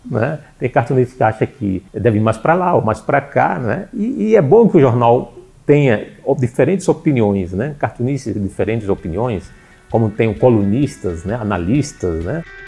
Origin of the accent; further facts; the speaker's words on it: Natal, Rio Grande do Norte, Brazil; eu sou de Natal